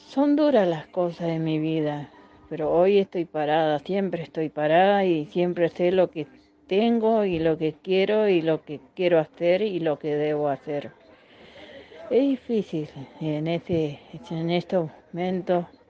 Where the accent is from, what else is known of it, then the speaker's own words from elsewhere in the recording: Corrientes, Argentina; moved away; Soy una correntina con mucho orgullo que, que amo que amo mi provincia, mi ciudad mis campos, mi colonia